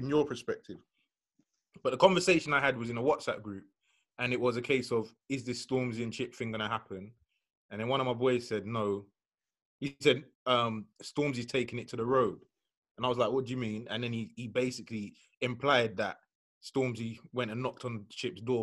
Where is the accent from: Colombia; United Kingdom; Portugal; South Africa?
United Kingdom; London; I grew up in London, and London's a small place